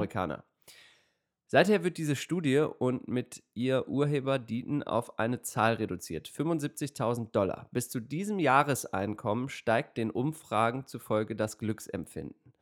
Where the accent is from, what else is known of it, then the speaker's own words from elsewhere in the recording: Germany; als, äh, Deutscher